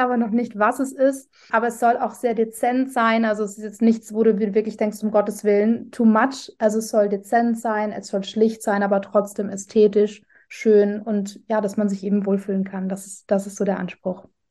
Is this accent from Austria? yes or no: yes; Vienna, Austria; ich komme ursprünglich aus Wien